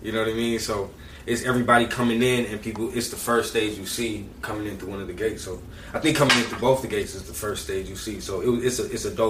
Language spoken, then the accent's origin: English; Saint Paul, Minnesota, United States; growing up from St. Paul